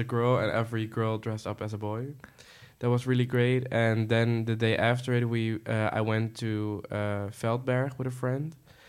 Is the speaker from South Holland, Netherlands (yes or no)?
yes; Dordrecht, South Holland, Netherlands; I'm from Dordrecht. I didn't have much, like there is not a lot of clubs there and also not a lot of bars.